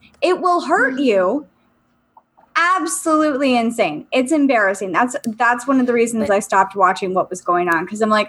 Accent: United States; being an American

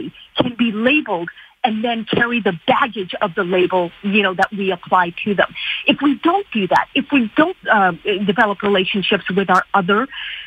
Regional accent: Canada

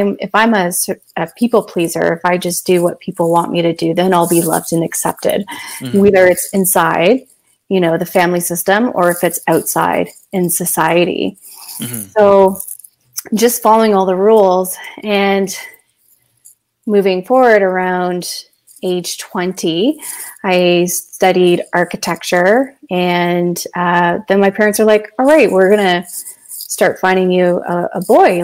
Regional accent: London, Ontario, Canada; I was born and raised in London, Ontario

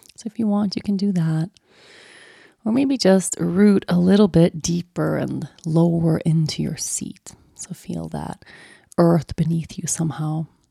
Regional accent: Sweden; moved away; growing up in Sweden

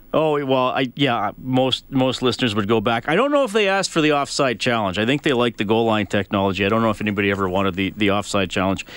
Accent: Canada; as Canadian hockey fans

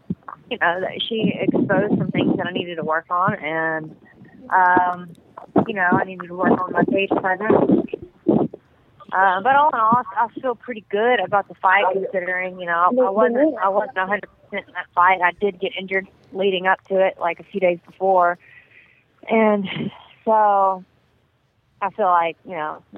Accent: Texas, United States; now in Shreveport, United States; I'm from originally from Texas, but I live in Fernandina, Shreveport, Bossier, Louisiana.

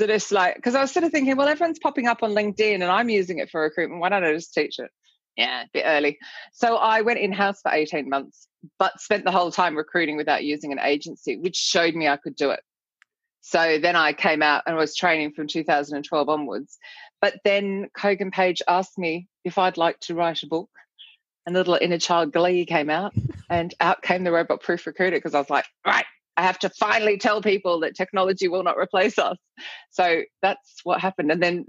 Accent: Australia; moved away as an adult; now in London, United Kingdom; So I moved from Australia to London and I saw this tiny little advertisement in a newspaper

